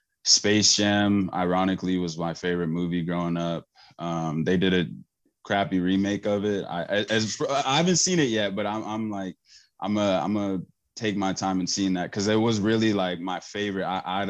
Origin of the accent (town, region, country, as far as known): Oakland, California, United States; born or raised there; moved away as an adult; now in Canada